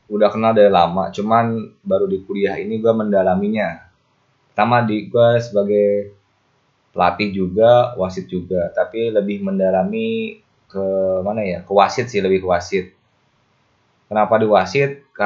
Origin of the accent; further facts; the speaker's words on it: West Java, Indonesia; Walaupun gue aslinya Kabupaten Bogor, tapi gue megang PRSI Kabupaten Karawang sebagai koordinator wasit Jawa Barat.